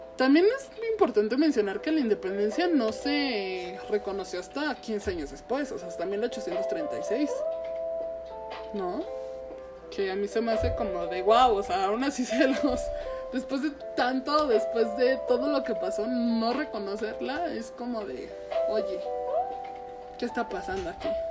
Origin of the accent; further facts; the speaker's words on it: Mexico; nuestra identidad como mexicanos